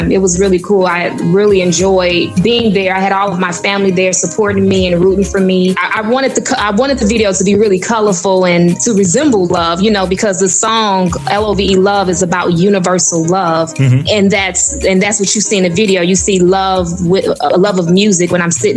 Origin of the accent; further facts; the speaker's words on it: United States; also born or lived in Africa; I'm African born, but yet I was raised in America